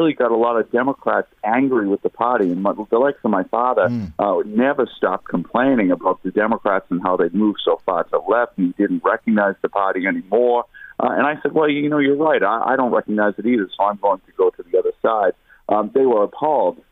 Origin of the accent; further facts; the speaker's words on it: United States; now in Ireland; the politics I grew up with in the United States